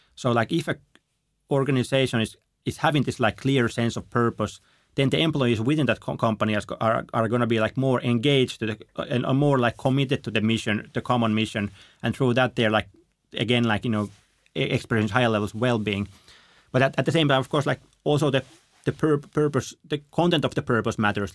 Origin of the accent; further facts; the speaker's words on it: Finland; I'm from Finland